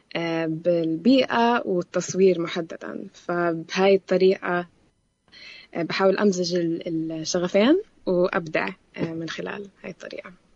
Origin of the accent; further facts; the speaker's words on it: Jerusalem, Palestine; also born or lived in Amman, Jordan; أنا بنت القدس تربيت طول, طول عمري بالقدس بين القدس وعمان